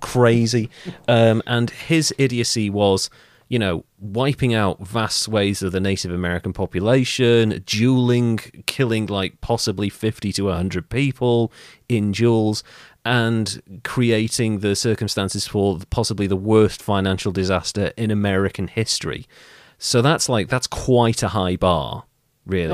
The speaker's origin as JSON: {"language": "English", "region": "Wales", "country": "United Kingdom", "said": "I'm actually Welsh"}